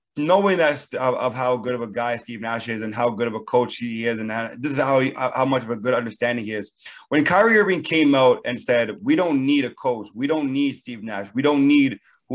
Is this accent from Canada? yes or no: yes; Canada; Me being Canadian